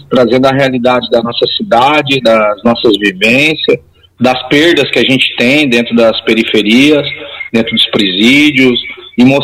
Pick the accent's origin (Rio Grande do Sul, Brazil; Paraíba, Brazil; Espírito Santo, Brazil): Rio Grande do Sul, Brazil; Caxias do Sul; eu sou morador de Caxias do Sul, sou natural daqui, nasci no Hospital Pompeia, filho da dona Catarina … né? moro aqui na zona norte de Caxias, na região Santa Fé, do bairro P.